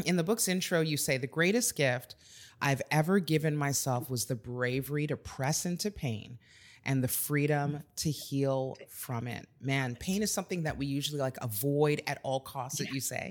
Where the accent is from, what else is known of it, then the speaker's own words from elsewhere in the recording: Texas, United States; So am